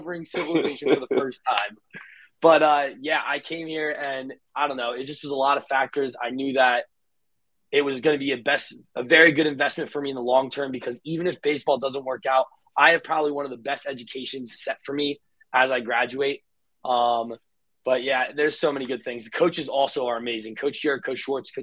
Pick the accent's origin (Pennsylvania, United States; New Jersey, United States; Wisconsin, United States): New Jersey, United States; I grew up in New Jersey. I'm from South Jersey